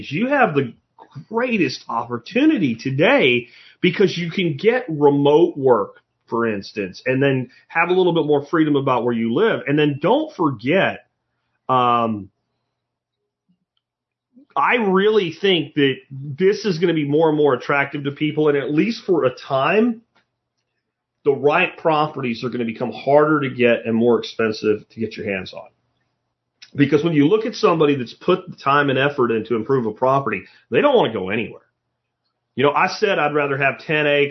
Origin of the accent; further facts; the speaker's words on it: Pottsville, Pennsylvania, United States; moved away; where I grew up in Pottsville, Pennsylvania